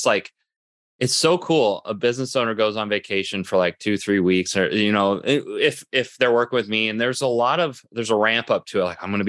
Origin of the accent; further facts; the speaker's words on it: Midwest, United States; Well, I'm from the Midwest too, so it's been a while, because we don't have those here in the Midwest.